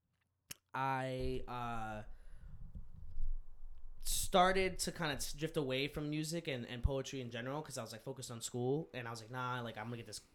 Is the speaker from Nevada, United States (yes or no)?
no; New York, United States; I was born in New York